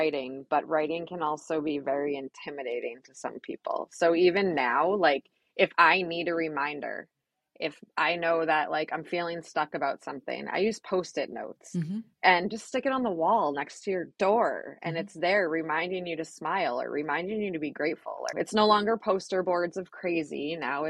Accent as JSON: {"language": "English", "town": "Manchester", "country": "United States", "tie": "born or raised there", "said": "There was. I grew up here in Manchester. My family was really cool, family vacations, sports, went to Smith Road."}